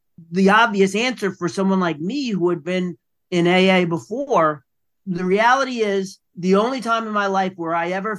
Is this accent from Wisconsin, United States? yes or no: no; New York City, New York, United States; I am from the Bronx, New York